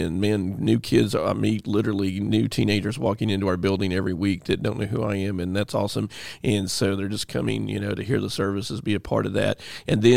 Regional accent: Mississippi, United States; I'm from Mississippi

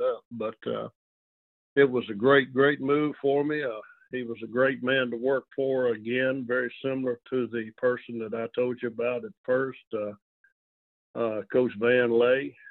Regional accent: El Dorado, Arkansas, United States; moved away as an adult; now in Monroe, United States; born and raised in El Dorado, Arkansas

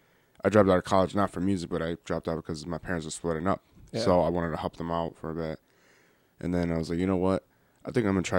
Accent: Beloit, Wisconsin, United States; I was born and raised in Beloit. I'm 22, so I was, you know, lived here all my life

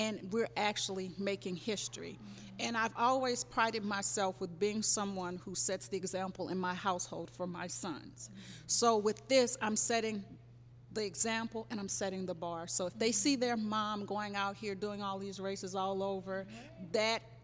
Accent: Baton Rouge, Louisiana, United States; I'm from Baton Rouge, Louisiana. I initially started running in high school

